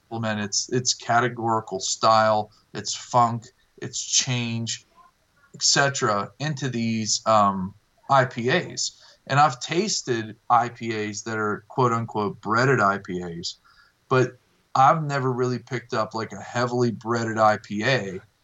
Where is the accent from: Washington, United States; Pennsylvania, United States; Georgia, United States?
Pennsylvania, United States; Millvale; I'm originally from Millvale, and um, I'll always have a tap room there